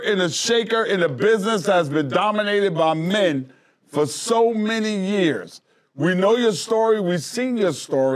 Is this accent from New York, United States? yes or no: yes; New York City, New York, United States; I grew up in Queens, New York